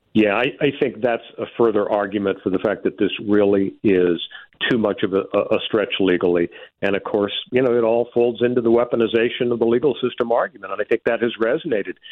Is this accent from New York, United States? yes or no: no; California, United States; my home state, California